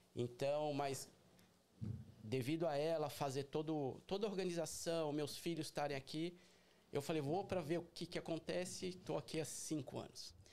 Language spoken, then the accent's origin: Portuguese; São Paulo, Brazil; moved away as an adult; also born or lived in Boston; now in Orlando, United States; eu sou de São Paulo capital